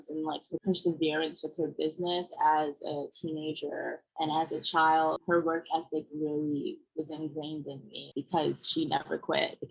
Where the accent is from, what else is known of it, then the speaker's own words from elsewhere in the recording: Brooklyn, New York, United States; also born or lived in Germany / Senegal / Paris, France; but mostly I was born in Germany and then raised a few years in Senegal until we moved to Paris for about two years. And then I grew up with my mom in Brooklyn and my dad stayed in Vienna. Austria.